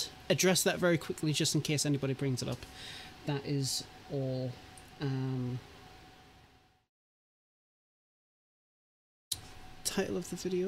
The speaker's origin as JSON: {"language": "English", "country": "United Kingdom", "said": "I'm British"}